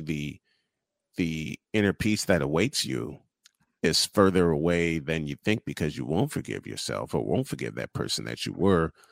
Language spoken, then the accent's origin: English; Chicago, Illinois, United States; I'm from Chicago, born and raised